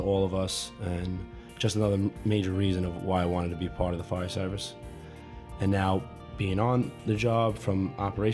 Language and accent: English; New York City, New York, United States; as a family growing up in Brooklyn